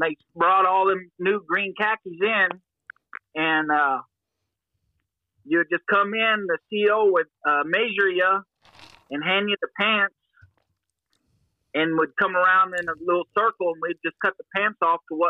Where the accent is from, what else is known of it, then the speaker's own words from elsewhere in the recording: Aurora, Missouri, United States; I grew up in Aurora, Missouri